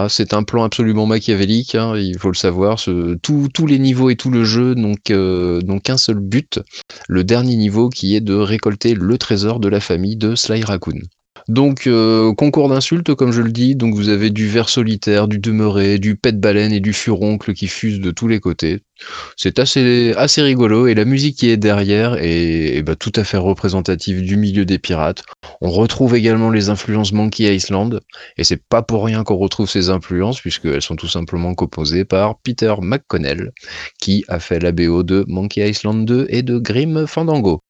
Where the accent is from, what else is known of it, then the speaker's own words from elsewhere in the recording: the West, western France, France; je suis habitant de l'Ouest